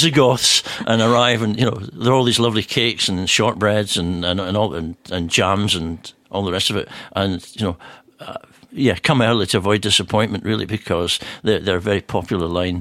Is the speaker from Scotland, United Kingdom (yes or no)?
yes; Scotland, United Kingdom; now in Geneva, Switzerland; us Scottish people